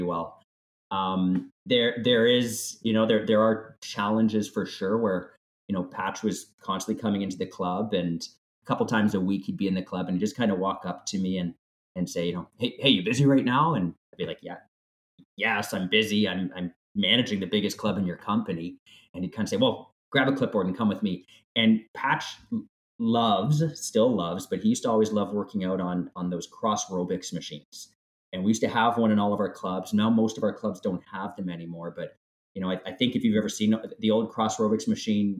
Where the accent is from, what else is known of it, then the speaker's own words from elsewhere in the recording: London, Ontario, Canada; my hometown where I grew up in London